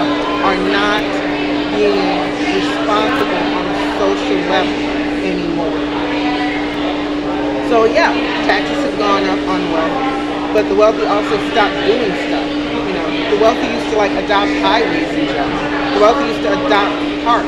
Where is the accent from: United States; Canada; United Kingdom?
United States; New Orleans, Louisiana; now in Milwaukee, United States; I grew up in New Orleans